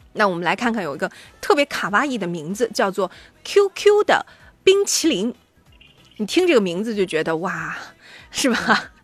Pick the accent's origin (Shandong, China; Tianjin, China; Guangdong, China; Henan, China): Shandong, China; 像我们山嗯。东人